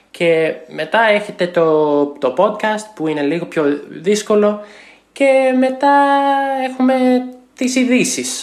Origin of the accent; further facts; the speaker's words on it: United States; Greek is a second language; είμαι από την Αμερική και είμαι 26 χρονών.